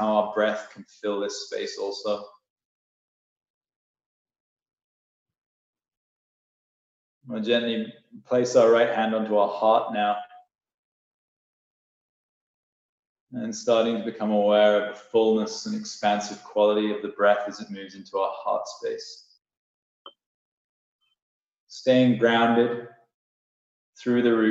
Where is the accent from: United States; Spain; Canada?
Canada; now in Bali, Indonesia; from Canada